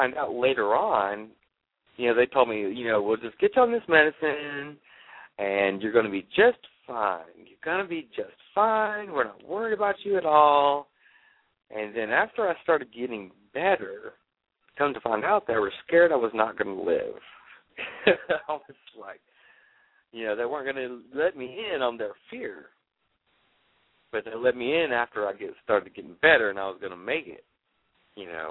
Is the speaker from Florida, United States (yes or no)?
yes; Jacksonville, Florida, United States; also born or lived in Atlanta, Georgia; I grew up here in Jacksonville, Florida. I lived in Atlanta for 8 years